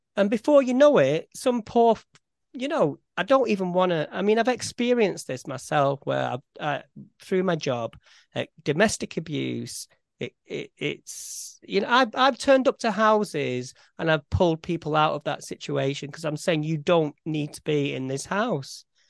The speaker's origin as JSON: {"language": "English", "town": "Farnworth", "region": "North West England", "country": "United Kingdom", "said": "if somebody asks me where I'm from, I'd say Farnworth."}